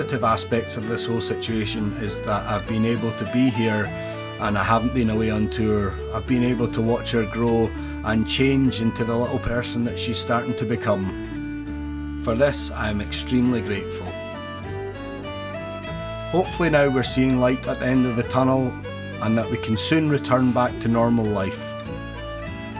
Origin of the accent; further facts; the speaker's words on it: Perthshire, Scotland, United Kingdom; now in Glasgow, United Kingdom; I'm originally from Perthshire, but I've called Glasgow my home for many years now.